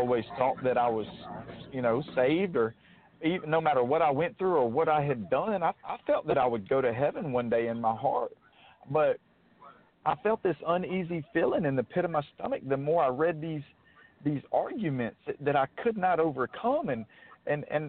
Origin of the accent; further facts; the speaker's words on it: Mobile, Alabama, United States; also born or lived in Grand Bay, Alabama; I'm from Mobile, Alabama. I grew up till I was 10 in a city named Grand Bay, sort of on the southern tip of Mobile County